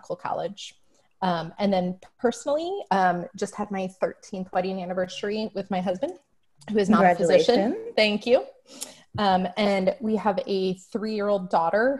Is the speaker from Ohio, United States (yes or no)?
yes; Defiance, Ohio, United States; moved away as an adult; also born or lived in Dayton, Ohio; now in Nashville, United States; I was born and raised in Ohio. I'm originally from Defiance, Ohio